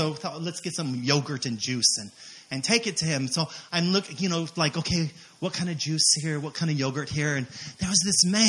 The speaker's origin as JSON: {"language": "English", "region": "Hawaii", "country": "United States", "said": "oh, we came from Hawaii."}